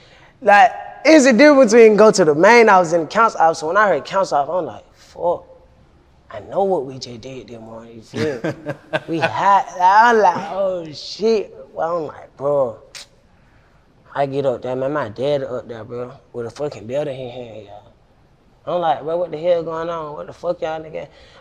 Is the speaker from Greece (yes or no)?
no; Atlanta, Georgia, United States; I'm from Cleveland Avenue.